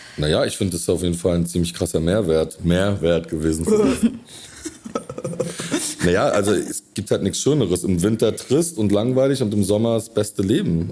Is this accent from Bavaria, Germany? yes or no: no; Rostock, Mecklenburg-Vorpommern, Germany; moved away; also born or lived in Berlin; meine Heimatstadt Rostock ist ja auch entstanden aus einem Fischerdorf